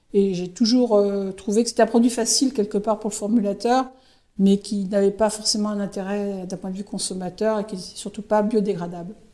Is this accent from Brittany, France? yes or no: yes; Saint-Malo, Brittany, France; moved away as an adult; also born or lived in Aix-en-Provence / Vitré / Rouen; je suis de Malouine, Sarvanaise Malouine, et donc euh, ça me semblait évident de revenir euh, sur la région